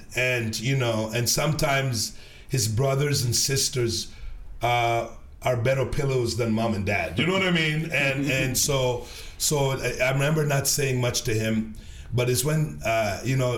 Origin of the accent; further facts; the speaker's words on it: Sudbury, Ontario, Canada; also born or lived in Jamaica; growing up in Sudbury, Ontario